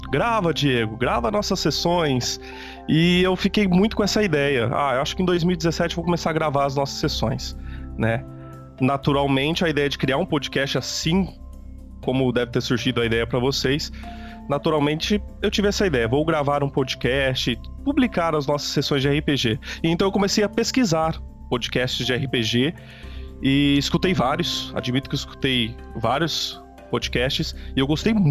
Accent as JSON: {"language": "Portuguese", "town": "Penápolis", "region": "São Paulo", "country": "Brazil", "said": "Eu sou do interior de São Paulo, uma cidade chamada Penápolis."}